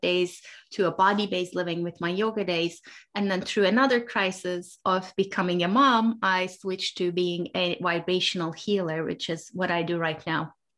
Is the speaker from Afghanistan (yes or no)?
no; Turkey; I grew up in Turkey